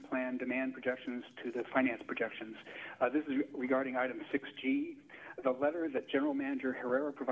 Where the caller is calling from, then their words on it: Palo Alto, California, United States; from Palo Alto again.